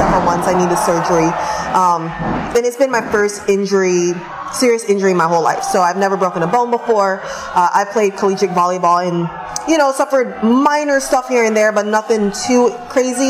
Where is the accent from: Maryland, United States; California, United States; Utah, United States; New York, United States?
California, United States; I grew up in California